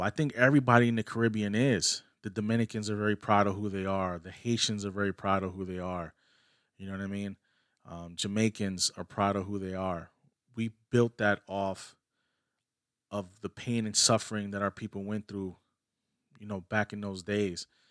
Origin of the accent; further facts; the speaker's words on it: New York City, New York, United States; I'm a Puerto Rican, but I was born in New York City